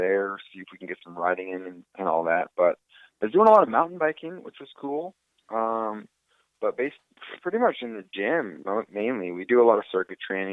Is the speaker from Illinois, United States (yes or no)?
no; Coeur d'Alene, Idaho, United States; moved away; my hometown, Coeur d'Alene, Idaho.